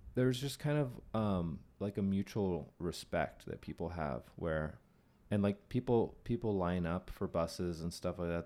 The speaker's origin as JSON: {"language": "English", "area": "Bay Area, Silicon Valley", "region": "California", "country": "United States", "tie": "born or raised there", "said": "I grew up in the, in the Bay Area in Silicon Valley"}